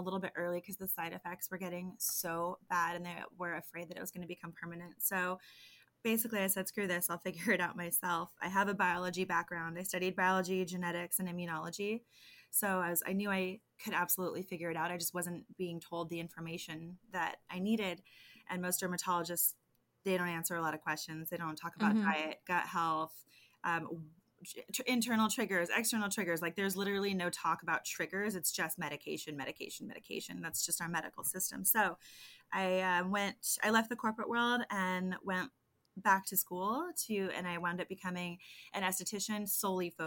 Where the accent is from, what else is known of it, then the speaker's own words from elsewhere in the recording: San Diego, California, United States; the acne guru from San Diego, born and raised